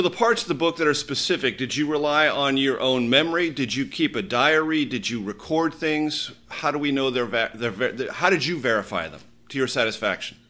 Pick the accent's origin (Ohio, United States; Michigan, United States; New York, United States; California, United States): California, United States; My home state of California